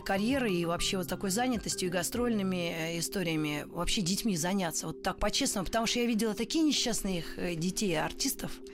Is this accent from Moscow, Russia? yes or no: yes; Moscow, Russia; accent: Ukrainian; also born or lived in Donetsk; Родилась в Москве, родители москвичи.